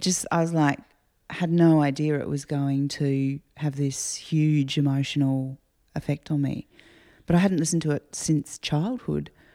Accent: Adelaide, South Australia, Australia; growing up in Adelaide

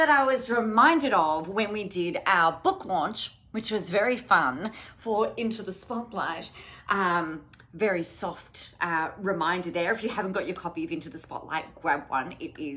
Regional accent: Adelaide, South Australia, Australia; I grew up in Adelaide

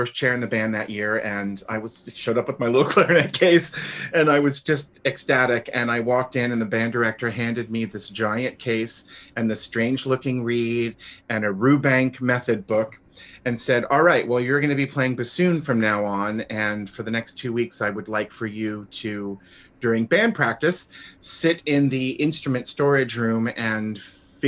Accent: Florida, United States; also born or lived in New York City, United States / Milwaukee, United States; now in Dallas, United States; I was born in Florida, but we lived for a while in New York City. And that was when I was in elementary school

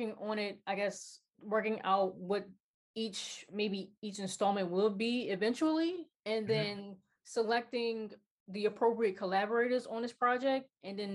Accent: Baltimore, Maryland, United States; I'm from Baltimore City

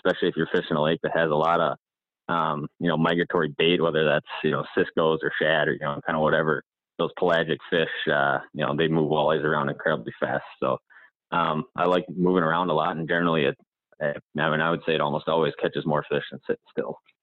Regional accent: Hayward, Wisconsin, United States; I'm from Hayward area

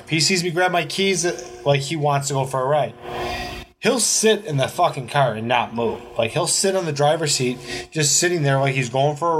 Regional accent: Cheektowaga, New York, United States; we grew up in Cheektowaga, dude.

